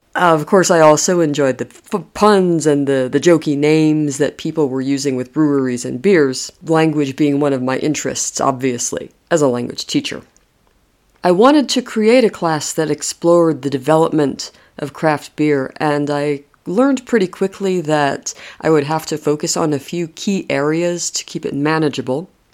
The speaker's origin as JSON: {"language": "English", "country": "United States", "moved": "as an adult", "lives_now": "Madrid, Spain", "said": "I'm American originally"}